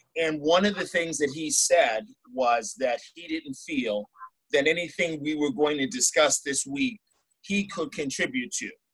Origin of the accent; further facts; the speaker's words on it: New England, United States; I'm from New England, so we tend to say certain things